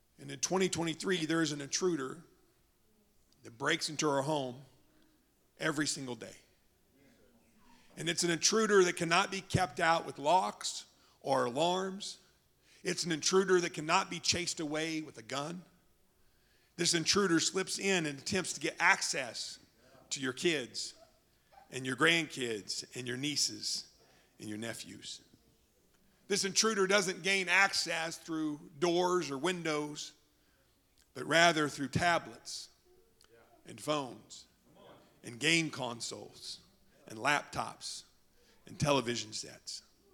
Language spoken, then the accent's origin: English; Oklahoma, United States; moved away; I'm from Oklahoma